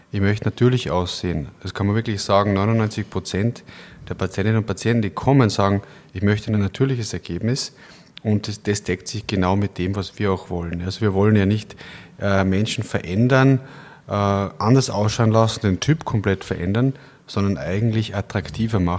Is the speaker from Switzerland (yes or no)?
no; Kitzbühel, Tyrol, Austria; now in Linz, Austria; Äh, ich habe in Innsbruck studiert, bin in, in Kitzbühel aufgewachsen und habe dann äh, in Berlin erste